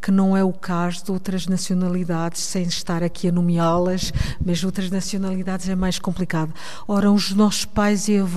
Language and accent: Portuguese; Geneva, Switzerland; born or raised there; also born or lived in Covilhã, Portugal